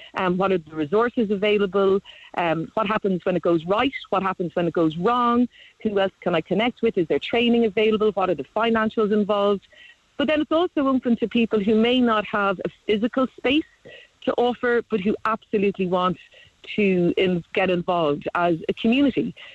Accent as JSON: {"language": "English", "town": "Cork", "region": "Munster", "country": "Ireland", "said": "I'm live in Cork. I'm from Cork"}